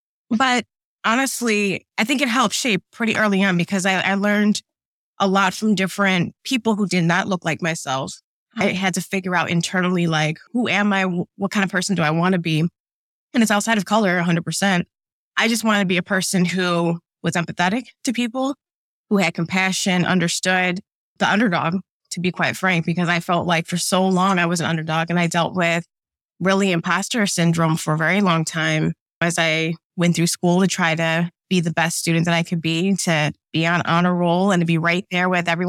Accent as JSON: {"language": "English", "region": "Midwest", "country": "United States", "tie": "born or raised there", "also_born_or_lived": "New Jersey", "lives_now": "Atlanta, United States", "said": "Like, I grew up in the Midwest, but then I lived in New Jersey, traveled to New York for a bit. Now I'm in Atlanta."}